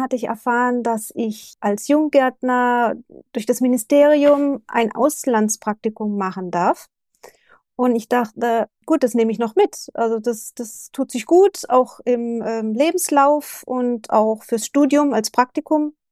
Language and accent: German; Germany; moved away as an adult; now in Japan; also ich bin ja auch sehr früh mit 23, 24 bin ich aus Deutschland weg, bin nach Japan und habe ja alles zurückgelassen in Deutschland.